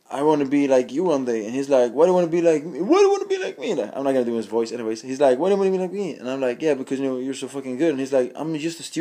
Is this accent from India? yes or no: no; Sweden; I'm from Sweden.